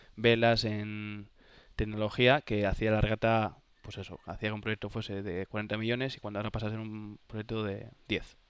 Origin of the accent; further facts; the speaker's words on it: Santander, Cantabria, Spain; soy de Santander, como sabes, o sabéis, y, y en Santander hay una tradición de la vela increíble. Entonces, yeah. he tenido suerte de navegar en el Marítimo Santander desde chaval